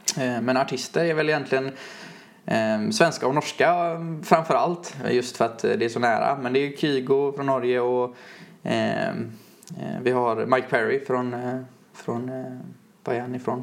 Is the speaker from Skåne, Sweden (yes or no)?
no; Lerum, Västra Götaland, Sweden; jag är från Lerum då, utanför ja. Göteborg.